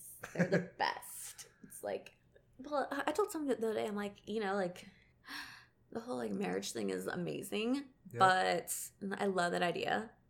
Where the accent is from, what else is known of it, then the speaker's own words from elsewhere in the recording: Alabama, United States; I'm from Alabama, so our slogan is, at least we're not Mississippi.